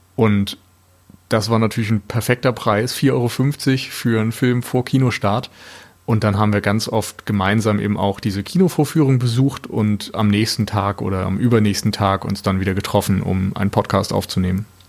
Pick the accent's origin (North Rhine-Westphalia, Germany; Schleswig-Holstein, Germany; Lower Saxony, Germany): Schleswig-Holstein, Germany; Flensburg; also born or lived in Mainz; now in Hamburg, Germany; Ich komme ursprünglich aus Flensburg